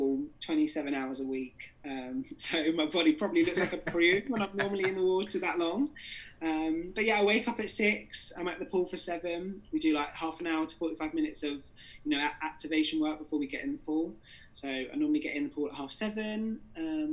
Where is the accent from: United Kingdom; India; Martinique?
United Kingdom; England; I was born in England